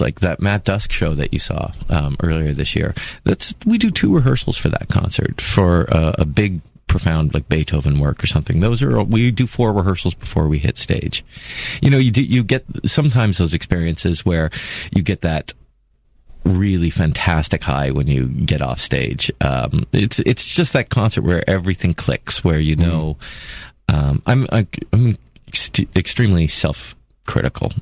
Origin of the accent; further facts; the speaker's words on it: Toronto, Ontario, Canada; moved away as an adult; also born or lived in Czech Republic / Cincinnati, Ohio; I was born in born and raised in Toronto, Ontario